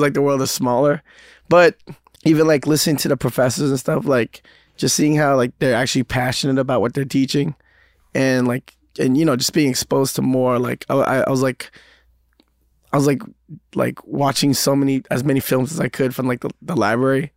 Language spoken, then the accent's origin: English; New York City, New York, United States; growing up in Queens